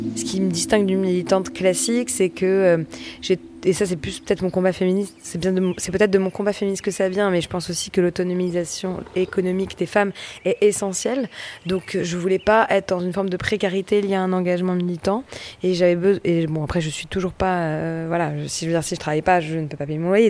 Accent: Paris, Île-de-France, France; j'ai grandi à Paris, dans l'Est parisien

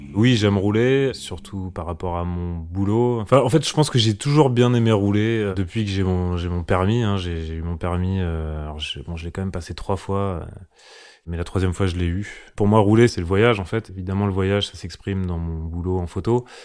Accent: Lyon, Auvergne-Rhône-Alpes, France; now in Paris, France; je suis né en 1980 à Lyon.

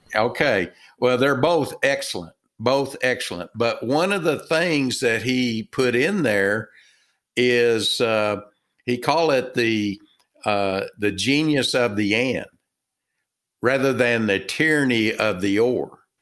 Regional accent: Texas, United States; accent: Texan; I'm from Texas, uh, by my, uh, my accent

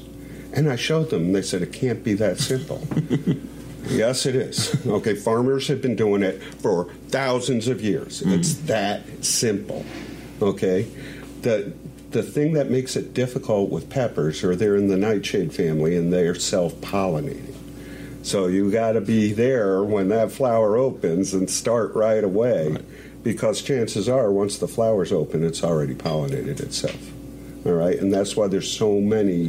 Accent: United States; also born or lived in Michigan / New York; now in South Carolina, United States; I grew up in New York and Michigan

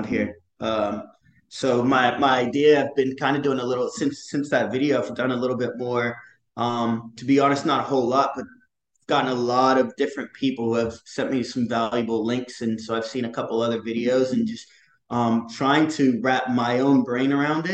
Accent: Rocky Mount, North Carolina, United States; also born or lived in Brighton, England / London, England; now in Durham, United States; I'm from Rocky Mount, North Carolina, but currently based in Durham, North Carolina

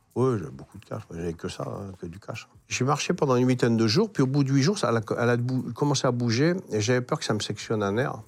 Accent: north of France, France; moved away as an adult; also born or lived in Berck / Marseille; j'étais du Nord. Hein. Hein, pour nous, gens du Nord

